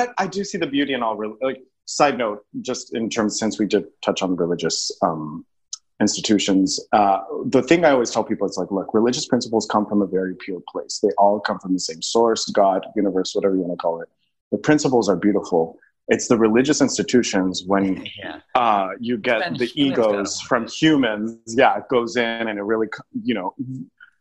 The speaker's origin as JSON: {"language": "English", "town": "El Paso", "region": "Texas", "country": "United States", "tie": "born or raised there", "also_born_or_lived": "New York City", "moved": "as an adult", "said": "I was born in El Paso, Texas"}